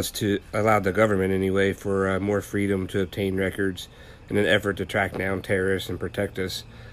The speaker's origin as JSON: {"language": "English", "country": "United States", "said": "As an American"}